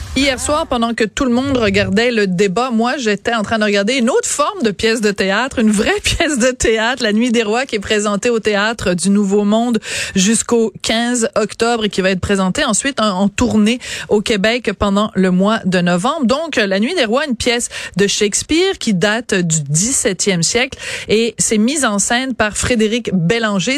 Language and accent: French; France; accent: French (France); mon accent français à moi